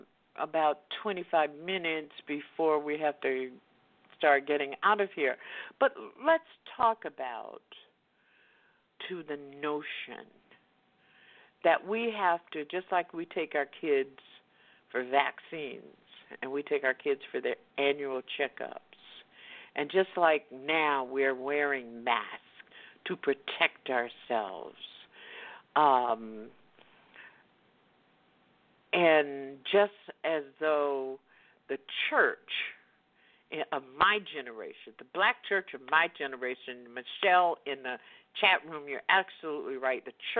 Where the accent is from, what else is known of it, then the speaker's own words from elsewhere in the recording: the South, United States; I grew up in the Jim Crow South, and until I was in the ninth grade and had to go segregate the white school